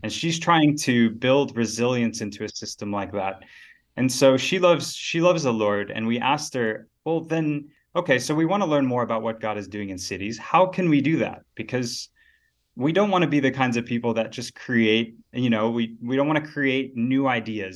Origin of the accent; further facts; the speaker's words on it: Dallas, Texas, United States; moved away as an adult; now in South Africa; grew up in Texas in the north, so Dallas-Fort Worth area.